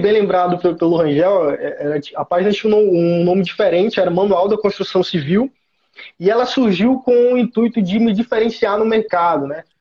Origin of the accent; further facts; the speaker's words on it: Teresina, Piauí, Brazil; sou natural de Teresina, Piauí, Nordeste